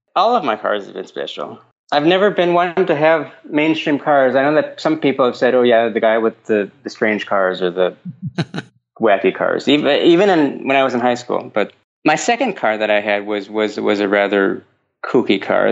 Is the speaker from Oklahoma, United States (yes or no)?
no; Minnesota, United States; moved away as an adult; also born or lived in Finland; now in Denmark; I grew up in Minnesota